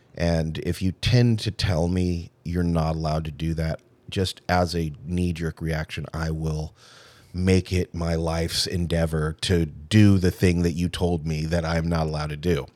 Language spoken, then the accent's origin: English; Irvine, California, United States; I was raised in Irvine, California, nice house